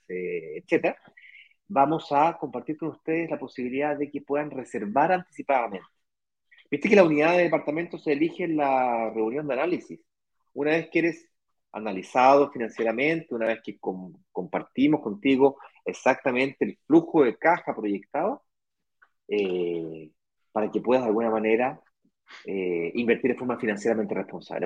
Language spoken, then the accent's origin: Spanish; Chile; moved away as an adult; now in Brazil; Yo soy chileno